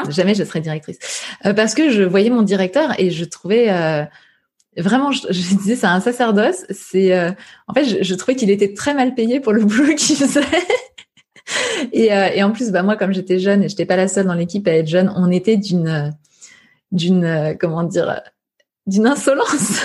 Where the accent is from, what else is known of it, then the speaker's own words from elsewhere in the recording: Saint-Brice-sous-Forêt, Île-de-France, France; j'ai grandi à saint brie sous forêt dans le Val d'Oise, juste à côté de Sarcelles